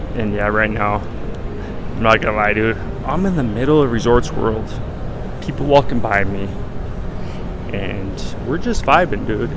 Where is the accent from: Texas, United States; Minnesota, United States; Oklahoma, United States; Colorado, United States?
Colorado, United States; I'm from, as I've said before, I'm from Colorado.